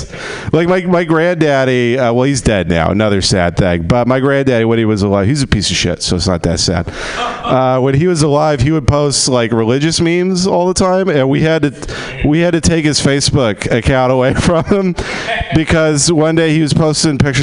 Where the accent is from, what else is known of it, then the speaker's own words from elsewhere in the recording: Texas, United States; now in Los Angeles, United States; I grew up in Texas in the oil fields